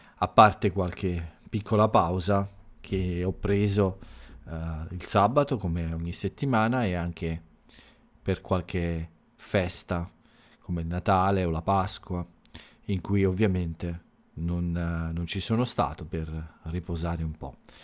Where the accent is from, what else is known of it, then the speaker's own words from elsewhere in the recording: Italy; la lingua che si parla nel mio paese, nell'Italia, in Italia